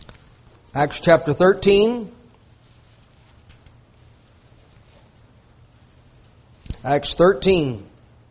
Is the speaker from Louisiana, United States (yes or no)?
yes; Louisiana, United States; I'm from Louisiana